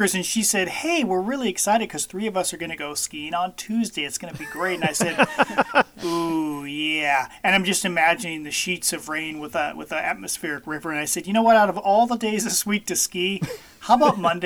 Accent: Mount Angel, Oregon, United States; I have a friend down that I grew up with down in the Mount Angel area, actually kind of northeast of Mount Angel

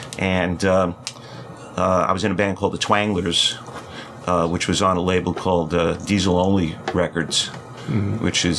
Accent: New York City, New York, United States; No, I was born and raised in Brooklyn.

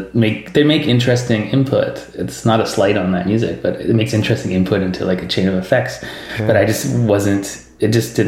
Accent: Vancouver, British Columbia, Canada; I'm from Vancouver

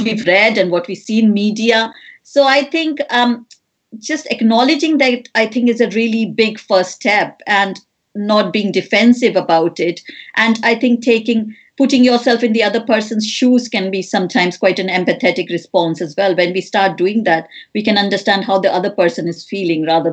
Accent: India; moved away; I grew up in India

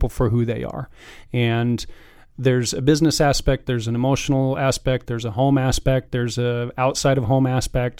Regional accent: Carson City, Nevada, United States; now in Reno, United States; I grew up in Carson

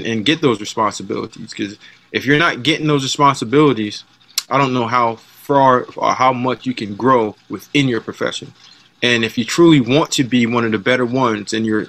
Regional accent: Jamaica; moved away; From my background, the way that my dad raised me, I'm Jamaican, the way that we came up

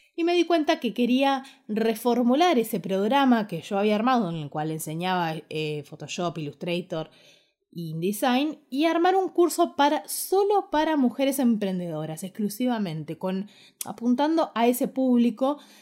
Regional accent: Ushuaia, Tierra del Fuego, Argentina; moved away as an adult; also born or lived in Buenos Aires / Quilmes / Córdoba; Yo nací en Ushuaia, me crié en Ushuaia y a los 18 años decidí que quería estudiar la carrera de diseño gráfico y me vine a vivir a Buenos Aires

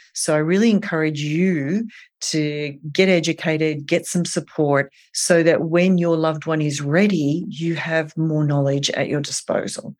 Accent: Australia; now in New York, United States; I am from Australia

